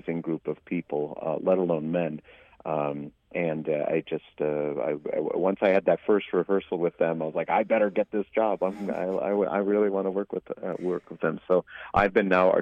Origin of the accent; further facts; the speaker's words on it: United States; moved away as an adult; now in Canada; I grew up in the United States and was living there at the time.